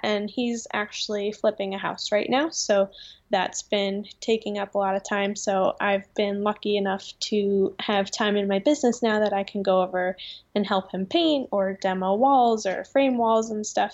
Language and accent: English; Vernon, New Jersey, United States; I have lived in this town my whole life, two different houses, but yep, born and raised in Vernon, New Jersey